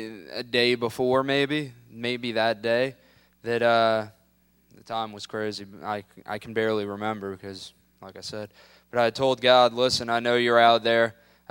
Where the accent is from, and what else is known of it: Tampa, Florida, United States